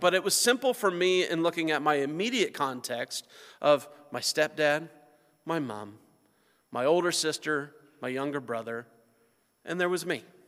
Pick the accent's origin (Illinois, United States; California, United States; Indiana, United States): Indiana, United States; north central; moved away; my hometown, where I come from, where my family still lives, is in north central Indiana.